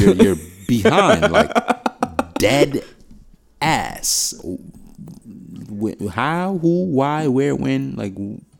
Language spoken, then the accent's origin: English; New York, United States; I'm from New York, where I feel like we don't have an accent, and everybody else in the world has an accent.